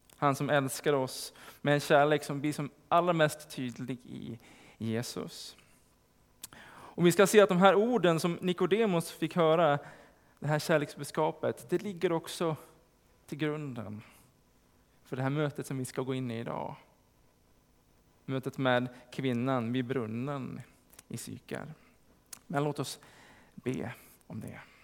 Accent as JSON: {"language": "Swedish", "town": "Sandviken", "region": "Gävleborg County", "country": "Sweden", "said": "i Sandviken där jag kommer ifrån"}